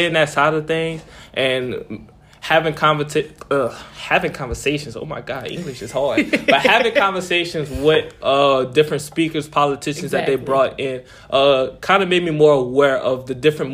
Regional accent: New Orleans, Louisiana, United States; moved away as an adult; growing up in New Orleans is very diverse

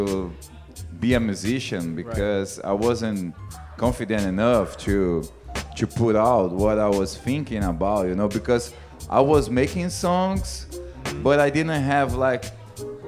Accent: Ribeirão Preto, São Paulo, Brazil; English is a second language; I'm from a medium town in the countryside of São Paulo.

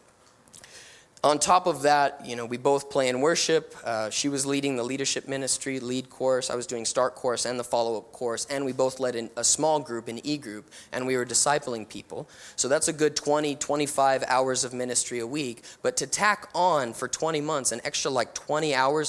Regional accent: New Mexico, United States; moved away; And so I'm from New Mexico. I'm from the desert.

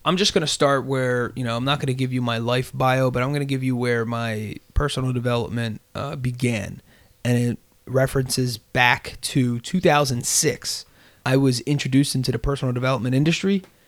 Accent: Bristol, Pennsylvania, United States; also born or lived in Delaware County, Pennsylvania; I rep Bristol through and through. That was where I was raised.

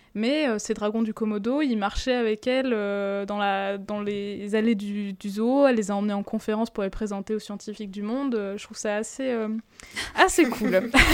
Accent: France; chez nous, en France

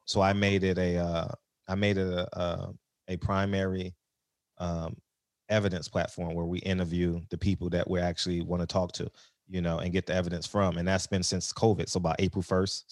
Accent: Los Angeles, California, United States; also born or lived in New York / Tidewater, Virginia; I grew up, like, on the Blade, so Figueroa was, like, a half a block from my house

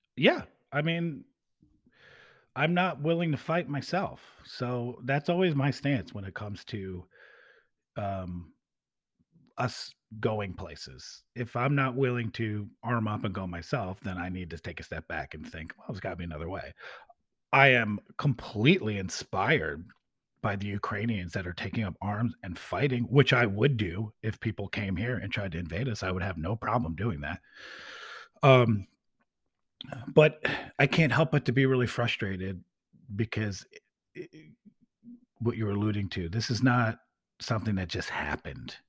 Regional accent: United States; by being American

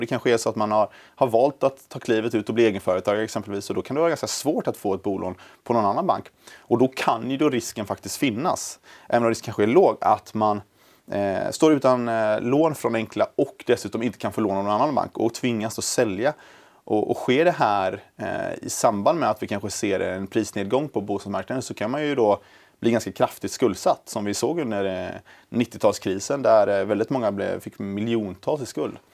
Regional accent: Gothenburg, Västra Götaland, Sweden; moved away as an adult; now in Stockholm, Sweden; jag är från början från eh, Göteborg

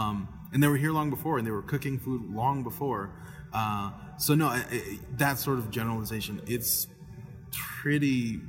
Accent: Monterrey, Nuevo León, Mexico; now in Texas, United States; We're from the north, we're from Monterrey

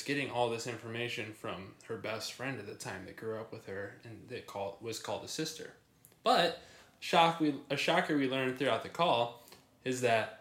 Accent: Michigan, United States; We're from Michigan

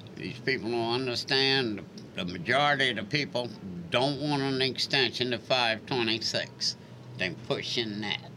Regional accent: Charleston, United States; also born or lived in Seattle, Washington; I would lucky to be born in Charleston

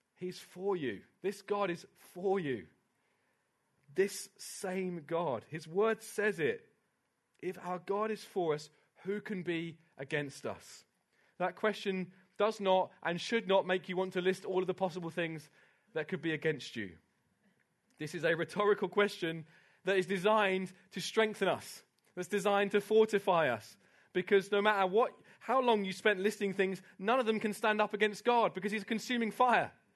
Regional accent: United Kingdom; I love being British

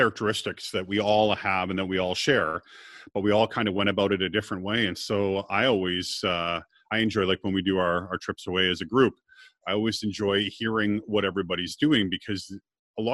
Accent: Scotland, United Kingdom; I'm Scottish

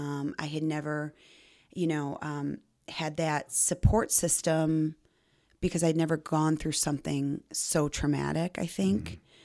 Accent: Belvidere, Illinois, United States; I grew up in Belvedere.

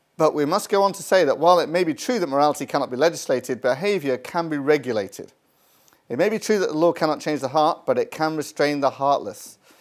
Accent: United Kingdom; I'm from Britain

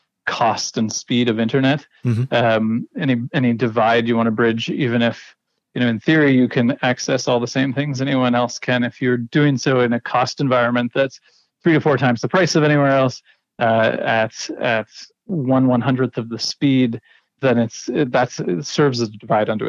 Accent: Ontario, Canada; moved away as an adult; now in Pangnirtung, Canada; the experiences I had growing up in Ontario

